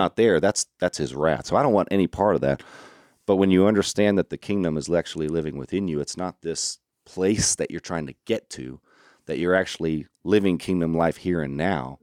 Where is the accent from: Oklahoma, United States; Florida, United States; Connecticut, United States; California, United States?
Florida, United States; Orlando; also born or lived in Arkansas; I'm from Florida, but I'm not from your, your Panhandle, Florida